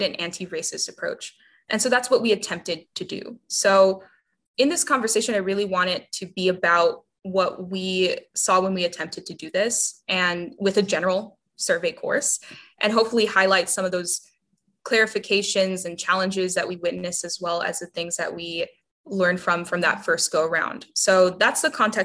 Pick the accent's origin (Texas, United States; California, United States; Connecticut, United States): Texas, United States; South; I'm a Latina from South Texas who grew up in an interesting class circumstance